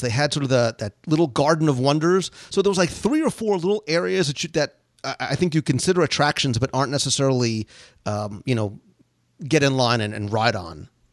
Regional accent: Florida, United States; I come from Florida

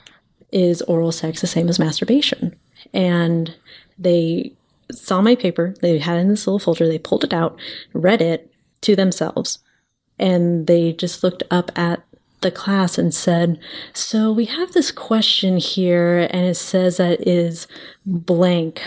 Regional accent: Arizona, United States; I grew up in Arizona, and there within the legislation, it is abstinence only sexual education

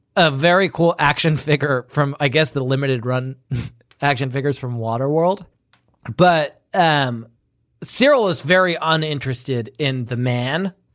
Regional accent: United Kingdom; moved away; I'm secretly British.

